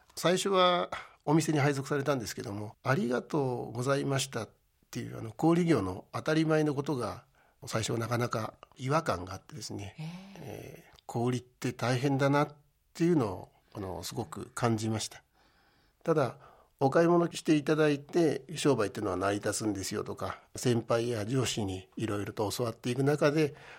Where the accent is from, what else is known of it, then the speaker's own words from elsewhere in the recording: Maebashi, Gunma, Japan; moved away as an adult; also born or lived in Tokyo; あの前橋市の出身です